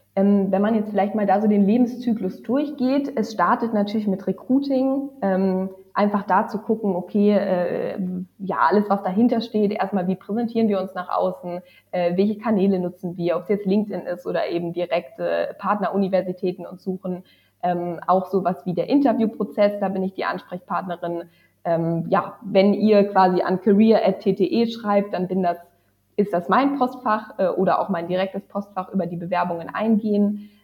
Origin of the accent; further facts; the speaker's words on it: lastly Lübeck, Northern Germany, Germany; also born or lived in Hamburg / Oslo; ich bin aufgewachsen im Norden von Deutschland, also jetzt zuletzt in Lübeck